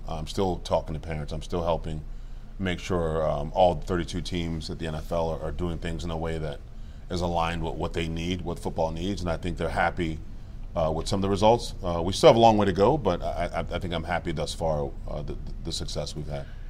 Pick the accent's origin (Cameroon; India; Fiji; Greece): Cameroon; moved away; I was born in Cameroon, like I mm-hmm. said, Cameroon, West Africa